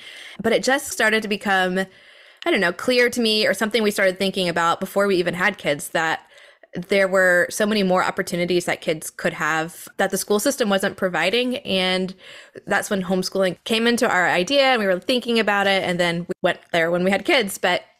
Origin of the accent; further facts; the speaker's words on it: the South, United States; moved away as an adult; now in New England, United States; I was born in the South and then we moved up here for my husband's work and I am not leaving.